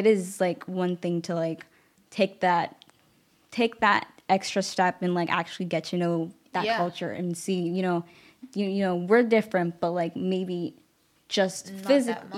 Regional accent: Chelsea, Massachusetts, United States; I love my hometown with all my heart, I love Chelsea

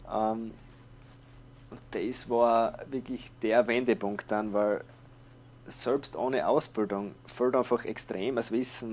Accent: Austria; bei uns in Österreich

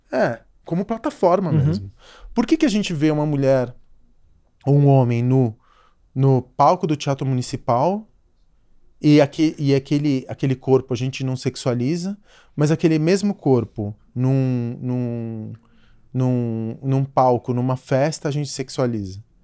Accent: São Paulo, Brazil; como garoto de classe média baixa, crescendo em São Paulo

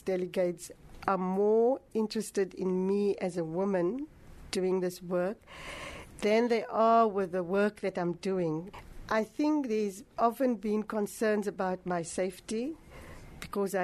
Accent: Cape Town, Western Cape, South Africa; this is now in Hanover Park where I grew up on the Cape Flats.

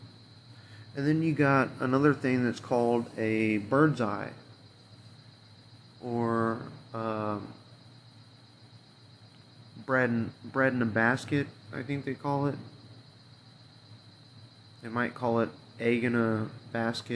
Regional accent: Illinois, United States; I was born and raised here in Illinois

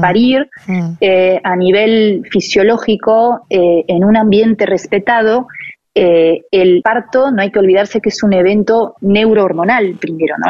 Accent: Paris, Île-de-France, France; born or raised there; moved away as an adult; also born or lived in Buenos Aires, Argentina; now in Barcelona, Spain

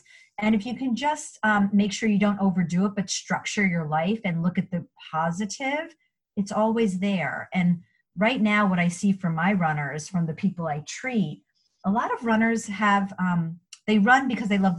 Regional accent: New York, United States; moved away; I'm from New York and my family's up in New York.

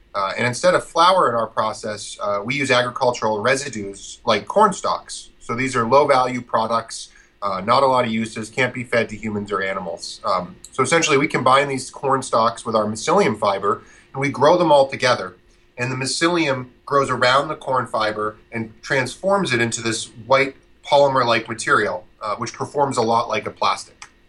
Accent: central Vermont, United States; I grew up farming in Vermont uh, on a very small uh, maple syrup and dairy farm and meat farm uh, in central Vermont

